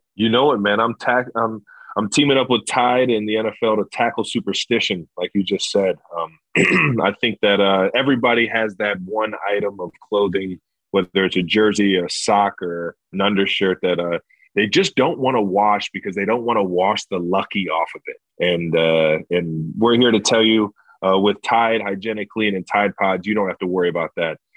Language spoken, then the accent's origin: English; Cleveland, Ohio, United States; I grew up in Cleveland, Ohio